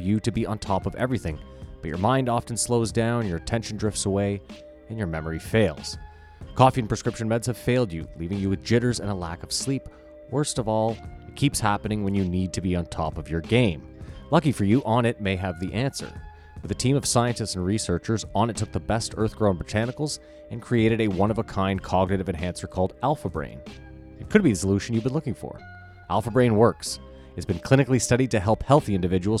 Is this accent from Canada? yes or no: yes; Canada; We're Canadian.